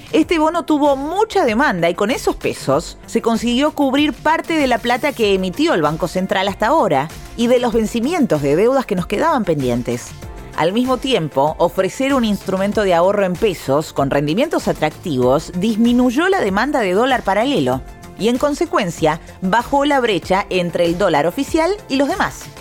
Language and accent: Spanish; Argentina